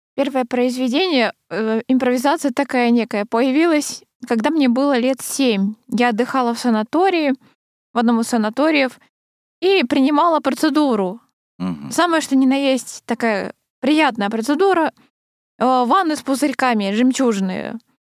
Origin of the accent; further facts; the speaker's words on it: Krasnoyarsk, Krasnoyarsk Krai, Russia; moved away; я же раньше э, в детстве училась в Красноярской школе сначала